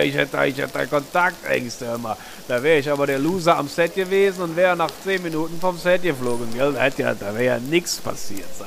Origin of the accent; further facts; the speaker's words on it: Eifel, Germany; bin ich ja aufgewachsen in der Eifel